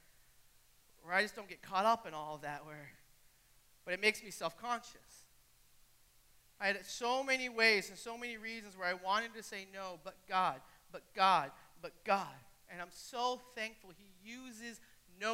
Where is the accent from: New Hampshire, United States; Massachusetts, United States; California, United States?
New Hampshire, United States; Bow; moved away; I'm from Bow, New Hampshire. None of y'all but Ava have heard of that for a reason. We won the state championship in soccer, though.